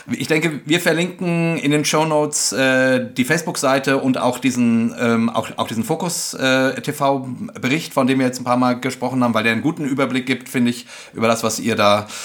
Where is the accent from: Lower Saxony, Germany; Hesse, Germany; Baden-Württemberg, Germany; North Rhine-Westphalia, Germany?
Hesse, Germany; Wir sind ja aus Hessen.